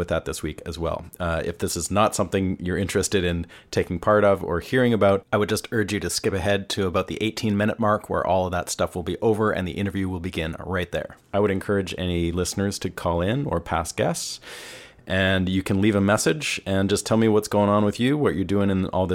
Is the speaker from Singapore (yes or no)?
no; Canada; now in Nashville, United States; I'm Canadian. I'm living in the US